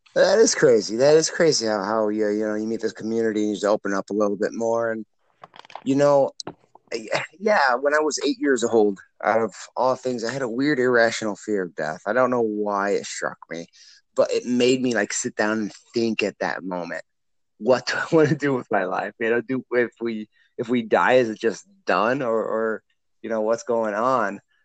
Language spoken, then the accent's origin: English; Illinois, United States; also born or lived in Iowa; born and raised in Illinois side, but I'm literally on the border